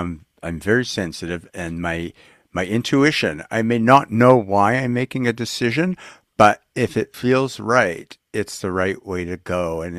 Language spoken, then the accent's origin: English; Winnipeg, Manitoba, Canada; moved away; I'm from Winnipeg, Manitoba, up in Canada